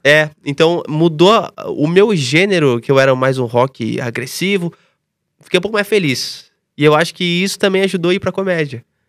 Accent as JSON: {"language": "Portuguese", "town": "Tatuí", "region": "São Paulo", "country": "Brazil", "moved": "yes", "said": "eu vim de Tatuí, interior de São Paulo"}